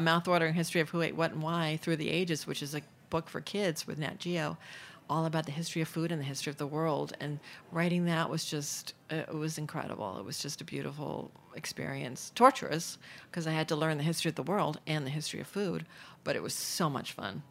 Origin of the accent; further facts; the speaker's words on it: New York City, New York, United States; also born or lived in London; I grew up in Manhattan